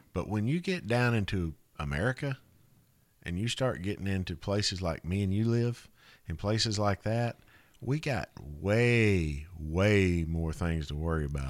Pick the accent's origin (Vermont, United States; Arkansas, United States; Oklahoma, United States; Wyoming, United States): Arkansas, United States; North Little Rock; North Little Rock, Arkansas